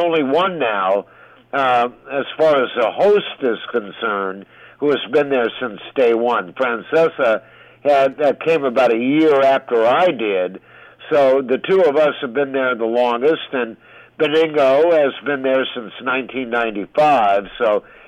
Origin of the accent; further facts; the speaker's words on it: West Coast, United States; now in New York City, United States; I was from the West Coast